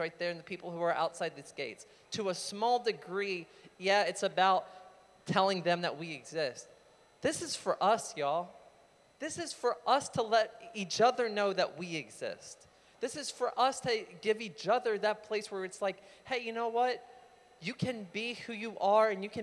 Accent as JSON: {"language": "English", "town": "Manassas", "region": "Virginia", "country": "United States", "said": "I'm from Manassas"}